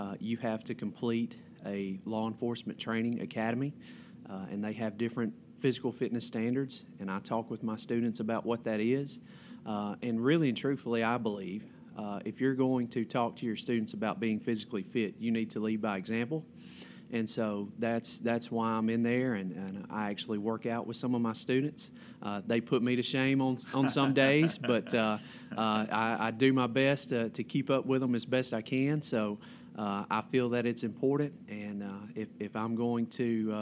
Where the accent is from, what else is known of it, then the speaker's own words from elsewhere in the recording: Prentiss County, Mississippi, United States; also born or lived in Jackson, Mississippi / Oxford, Mississippi; I'm a local boy. I grew up in Prentice County, went to high school at Wheeler High School